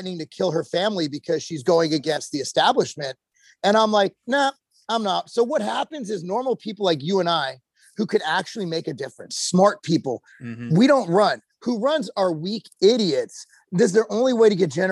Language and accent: English; California, United States; also born or lived in Illinois; now in Tennessee, United States; I grew up in California when DARE was a thing